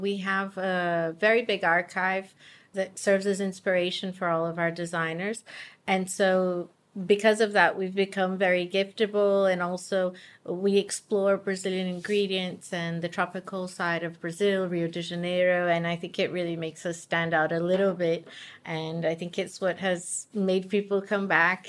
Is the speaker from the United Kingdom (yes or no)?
yes; United Kingdom; Well, yes, my father and me as well, yeah. We're British.